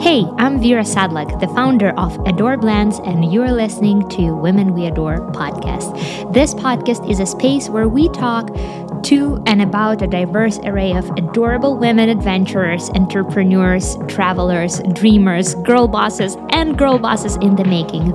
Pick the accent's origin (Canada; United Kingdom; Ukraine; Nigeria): Ukraine; Kyiv; I was born in Ukraine in the nineties, and, uh, me and my family, we lived in a very small and simple apartment in the heart of, of the capital city, Kyiv